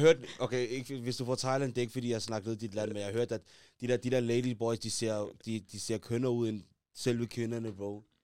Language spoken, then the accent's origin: Danish; Denmark; Vi er fra Danmark